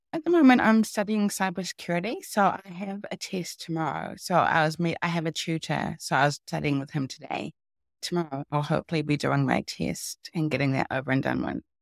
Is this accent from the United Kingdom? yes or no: no; New Zealand; moved away; 'cause I am from New Zealand. I used to live in New Zealand.